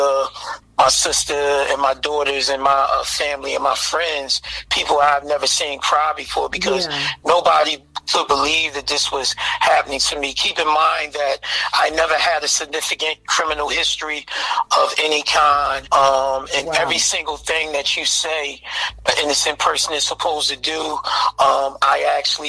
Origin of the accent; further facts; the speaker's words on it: Philadelphia, Pennsylvania, United States; I grew up in Philadelphia, the North Philadelphia area, Abbotsford Projects